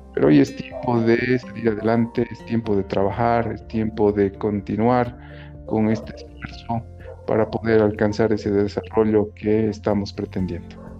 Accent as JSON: {"language": "Spanish", "country": "Bolivia", "said": "nosotros como bolivianos"}